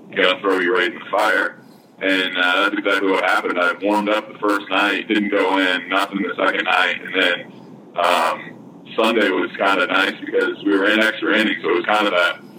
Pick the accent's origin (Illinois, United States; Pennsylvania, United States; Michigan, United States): Michigan, United States; growing up in Michigan